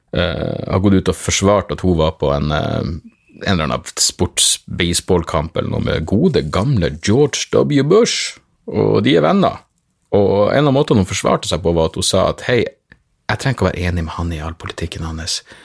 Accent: Narvik, Nordland, Norway; moved away; jeg vokste opp i Narvik

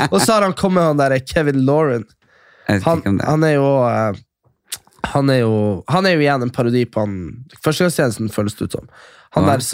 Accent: Kjøpsvik, Nordland, Norway; Det er der vi er fra.

